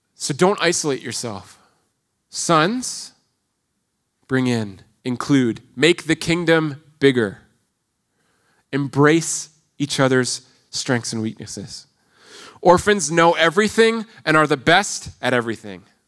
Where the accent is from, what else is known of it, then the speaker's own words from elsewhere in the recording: Toronto, Ontario, Canada; moved away; in Ontario, I come from the Greater Toronto Area.